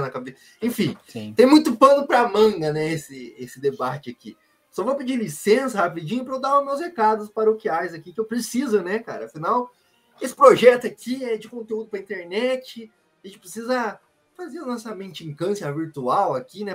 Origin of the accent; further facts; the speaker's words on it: Brazil; Nós que somos brasileiro aqui